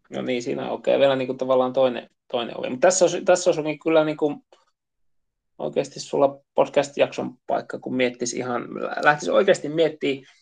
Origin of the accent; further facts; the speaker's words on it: Central Finland, Finland; meillä Keski-Suomessa